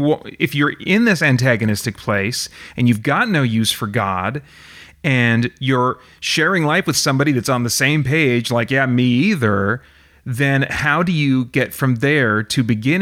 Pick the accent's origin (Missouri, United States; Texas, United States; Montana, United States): Montana, United States; Eastern; also born or lived in Miles City, Montana; I'm from Eastern Montana.